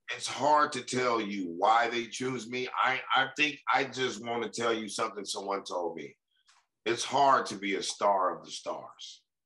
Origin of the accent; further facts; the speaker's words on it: Compton, California, United States; I'm from Compton